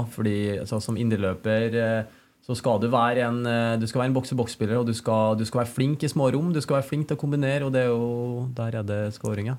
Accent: Trondheim, Trøndelag, Norway; moved away as an adult; also born or lived in China; her hjemme i Trondheim

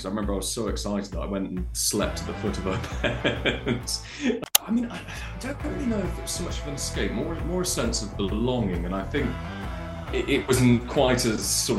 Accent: the Cotswolds, South West England, United Kingdom; living and growing up in the Cotswolds

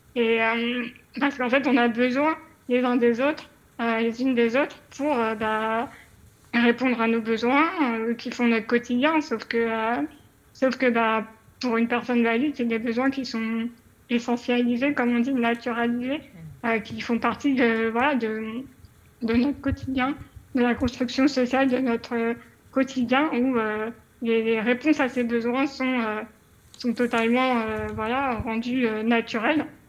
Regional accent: Paris, Île-de-France, France; moved away; je suis une parisienne, j'ai vécu 30 ans à Paris

